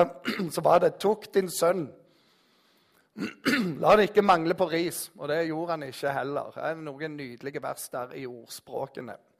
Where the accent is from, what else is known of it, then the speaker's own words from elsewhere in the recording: Jæren, Rogaland, Norway; Jeg er jærbu